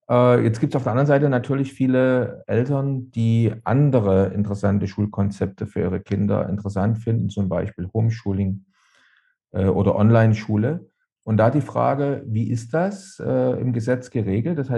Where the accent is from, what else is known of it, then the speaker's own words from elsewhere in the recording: East Germany, Germany; Also ich bin ja in Ostdeutschland groß geworden und da gab es regelmäßig bei uns ungarische Weine.